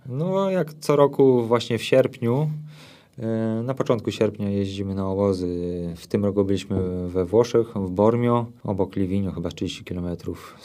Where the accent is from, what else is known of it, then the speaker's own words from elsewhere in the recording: Boguszów-Gorce, Lower Silesian Voivodeship, Poland; moved away as an adult; now in Sosnówka, Poland; Ja pochodzę z Boguszowa Gorc ogólnie, a od trzynastu lat mieszkam w Sosnówce obok Karpacza